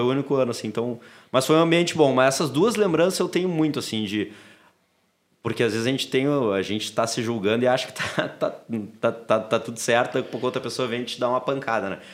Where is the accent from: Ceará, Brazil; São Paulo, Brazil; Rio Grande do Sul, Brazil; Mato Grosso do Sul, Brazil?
Rio Grande do Sul, Brazil; Porto Alegre; a gente morava na Intercap aqui. Uh, aqui não, né? Tô na Intercap, pertinho da PUC, ali, final da Ipiranga. Uh, depois a gente se mudou para o Menino Deus